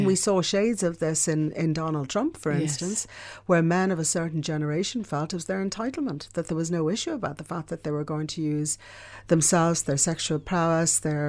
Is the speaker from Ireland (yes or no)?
yes; Ireland; And I grew up in Ireland where we never talked about things, you know, like sexual abuse.